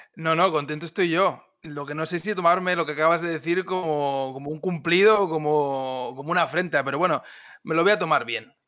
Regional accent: Spain; now in Germany; yo soy alemán de adopción y también soy español, tengo también un poco de identidad catalana

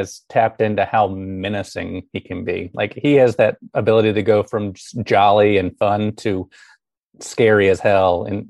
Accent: Alabama, United States; moved away as an adult; also born or lived in Chicago

